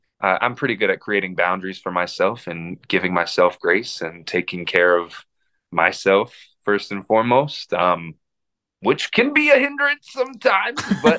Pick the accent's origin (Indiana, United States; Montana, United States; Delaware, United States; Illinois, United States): Indiana, United States; Indianapolis; also born or lived in Minnesota; I was born in Minnesota. I was not born in Indianapolis, Indiana.